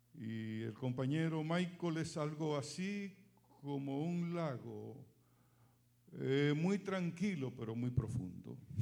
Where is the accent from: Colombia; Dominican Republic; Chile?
Dominican Republic; moved away as an adult; now in San Bernardino, United States; desde que salí de Dominicana en el 2003